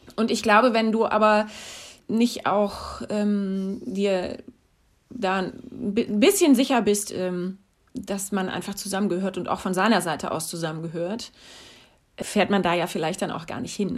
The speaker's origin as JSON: {"language": "German", "region": "North Rhine-Westphalia", "country": "Germany", "tie": "born or raised there", "also_born_or_lived": "Stuttgart / Mecklenburg-Vorpommern", "lives_now": "Cologne, Germany", "said": "aber ich bin im Rheinland aufgewachsen"}